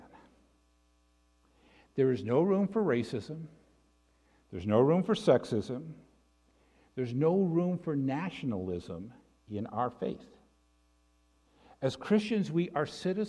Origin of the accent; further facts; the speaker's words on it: Canada; I'm a Canadian. I can trace my Canadian roots back to the 16th century